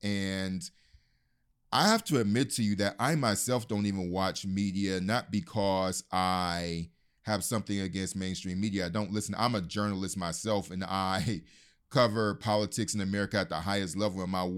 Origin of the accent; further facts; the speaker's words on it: United States; I have a particular status, or dare I say a bit of a privilege, as an American journalist who can come here